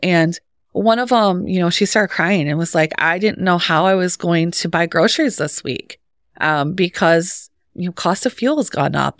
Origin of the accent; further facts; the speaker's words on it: St. Johns, Michigan, United States; moved away; I'm a transplant, but not from far. I'm from Clinton County. So the St. John's area.